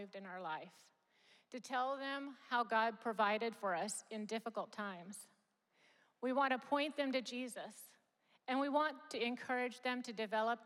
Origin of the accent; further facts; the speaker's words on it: Japan; moved away; I grew up in Japan.